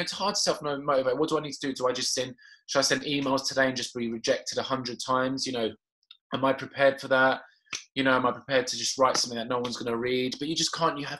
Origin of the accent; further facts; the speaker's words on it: Cyprus; I'm Caucasian, so, but I'm from Cyprus.